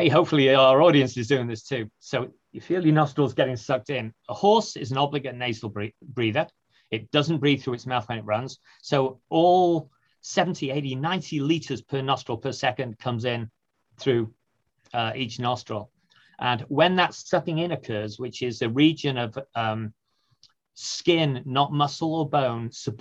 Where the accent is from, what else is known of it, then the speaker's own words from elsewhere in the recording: United Kingdom; moved away; I'm from the UK originally